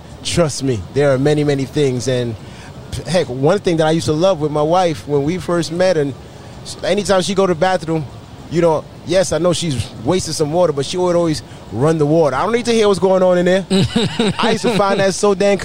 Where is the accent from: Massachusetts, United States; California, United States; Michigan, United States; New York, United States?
New York, United States; now in Florida, United States; We're from New York